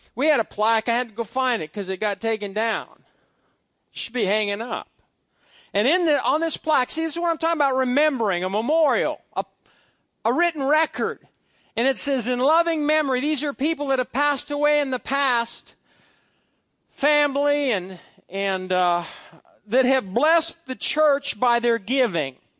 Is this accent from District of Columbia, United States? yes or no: no; Fairbury, Nebraska, United States; the Big Rock in Fairbury, Nebraska, because it's a big rock that's been there for hundreds of thousands of years. And that's where my father carved his name on that big rock, and some of you know where the big rock is. It's, it's something that, that represents my growing up, my family, my hometown